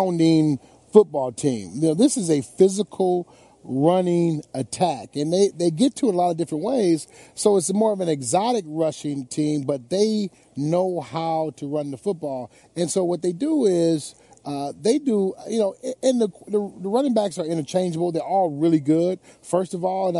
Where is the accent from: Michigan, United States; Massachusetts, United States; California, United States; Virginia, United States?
Michigan, United States; Detroit; my hometown